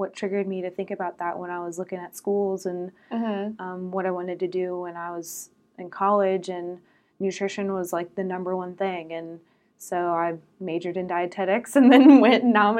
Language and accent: English; Atlanta, Georgia, United States; I grew up in Metro Atlanta